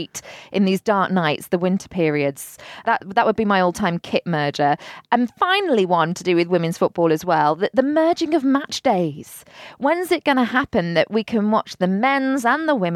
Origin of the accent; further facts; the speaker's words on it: England, United Kingdom; I'm English.